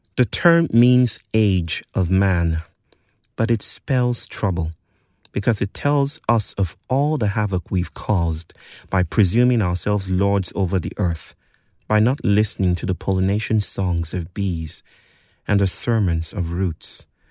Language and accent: English; Nigeria; moved away; Growing up in Nigeria